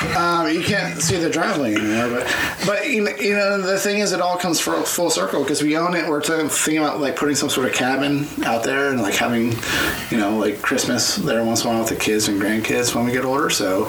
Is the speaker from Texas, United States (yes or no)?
no; Crawford County, Pennsylvania, United States; now in California, United States; growing up bored in the fucking late 80s in Crawford County